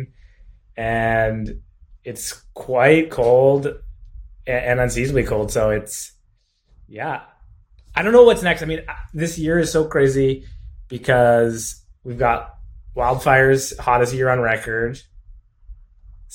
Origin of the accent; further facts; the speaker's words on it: Alberta, Canada; also born or lived in Okanagan; now in Kelowna, Canada; I grew up in Alberta